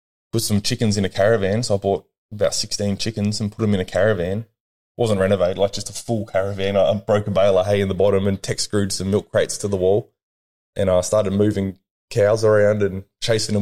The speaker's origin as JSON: {"language": "English", "town": "Albury", "region": "New South Wales", "country": "Australia", "tie": "born or raised there", "said": "I was born here in Albury in 1990."}